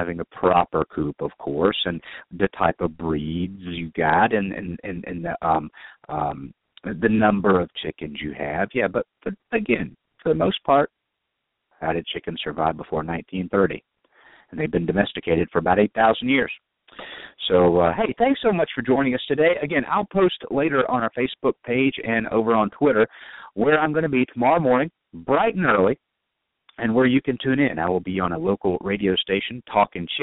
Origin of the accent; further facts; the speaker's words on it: the South, United States; I'm from the South